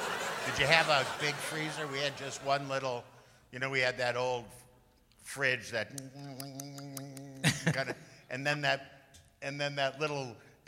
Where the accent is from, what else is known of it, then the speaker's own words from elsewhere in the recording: Midwest, United States; I'm a Midwesterner.